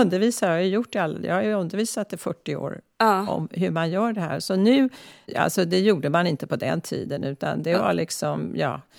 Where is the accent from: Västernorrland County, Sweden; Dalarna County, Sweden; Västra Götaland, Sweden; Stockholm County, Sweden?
Stockholm County, Sweden; Stockholm; born or raised there; also born or lived in Klara, Stockholm; now in San Francisco, United States